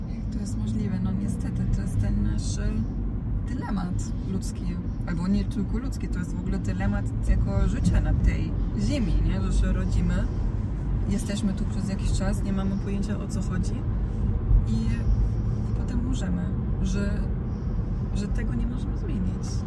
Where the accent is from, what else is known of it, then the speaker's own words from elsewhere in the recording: Dalmatia, Croatia; now in Poland; w tym rejonie, z którego ja jestem, czyli z Dalmacji